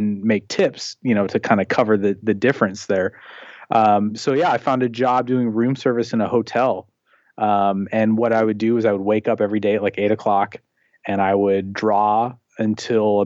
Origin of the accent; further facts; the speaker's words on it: Portland, Oregon, United States; also born or lived in Seattle, Washington; I was born in Seattle, Washington, and then I've lived in the, you know, greater Portland area since I was about 5. So I grew up here